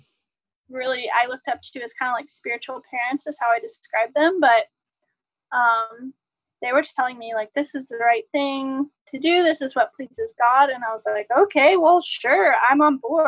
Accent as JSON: {"language": "English", "region": "Southern US", "country": "United States", "tie": "born or raised there", "said": "I grew up in the Southern Baptist sort of, and you know, this is Southern US. I'm from the South"}